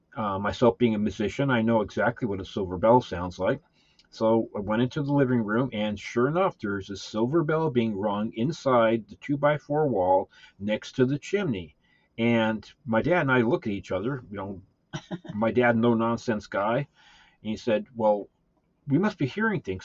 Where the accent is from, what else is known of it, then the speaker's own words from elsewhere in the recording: Southern California, United States; growing up in California, Southern California